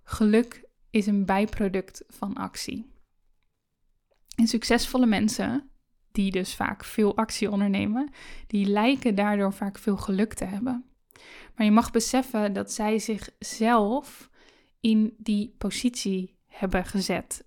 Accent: Netherlands; Ik ben in Nederland geboren, ik ben veilig opgegroeid

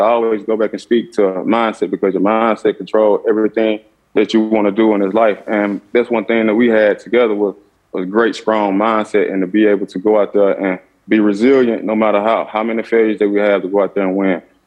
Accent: Clarksdale, Mississippi, United States; also born or lived in Arizona; I grew up in Clarksdale, Mississippi

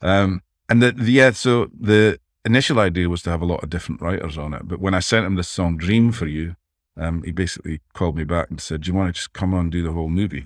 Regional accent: Dundee, Scotland, United Kingdom; moved away as an adult; also born or lived in Los Angeles; I grew up in Dundee, Scotland, just where I am now

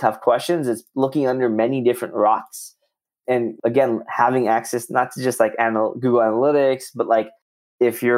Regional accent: Southern California, United States; moved away as an adult; also born or lived in Bay Area, California; now in Austin, United States; I'm from Southern California. Well, and then lived in the Bay Area for a bit

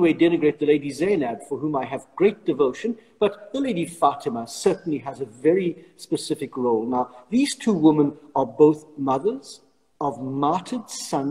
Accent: South Africa; moved away as an adult; now in Rome, Italy; as a South African priest, I was living in an area surrounded by mosques

